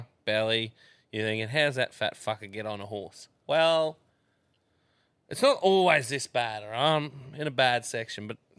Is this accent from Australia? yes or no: yes; Australia; I'm an Australian.